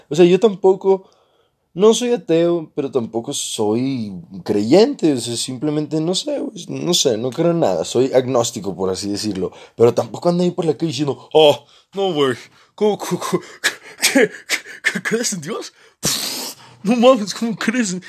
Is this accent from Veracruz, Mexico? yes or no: no; Mazatlán, Sinaloa, Mexico; yo también soy de Sinaloa. Pero él no era de la misma ciudad que yo. Él era de Los Mochis y yo soy de Mazatlán